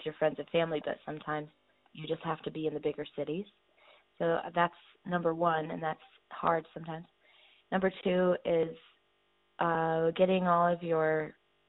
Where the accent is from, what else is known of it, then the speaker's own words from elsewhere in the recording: Iowa, United States; I was from Iowa